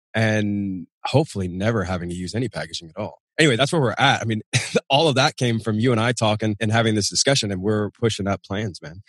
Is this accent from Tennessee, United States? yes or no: yes; Nashville, Tennessee, United States; moved away as an adult; We're outside of Nashville, Tennessee, my hometown, out in the sticks